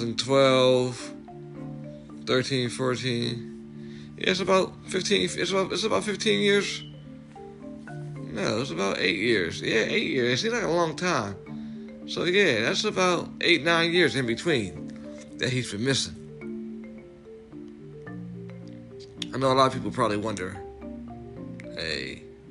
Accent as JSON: {"language": "English", "region": "Delaware", "country": "United States", "said": "we're from Delaware, so it ain't that big."}